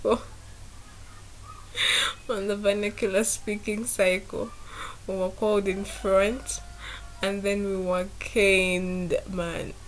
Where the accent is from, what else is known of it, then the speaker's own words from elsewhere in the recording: Masaka, Central Region, Uganda; I grew up from Masaka